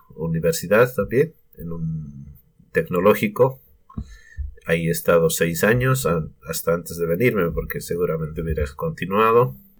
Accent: Sucre, Chuquisaca, Bolivia; moved away as an adult; now in New Zealand; yo soy de Bolivia, de la capital, que es Sucre. De allá somos con mi familia. Mm, hemos estado viviendo allá siempre.

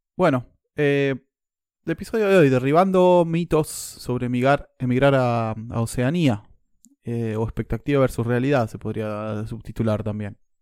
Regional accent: Argentina; moved away as an adult; now in New Zealand; yo vengo de Argentina

